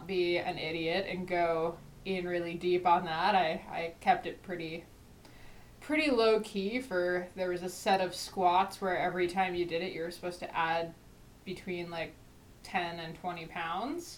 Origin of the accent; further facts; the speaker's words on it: New Jersey, United States; I'm from New Jersey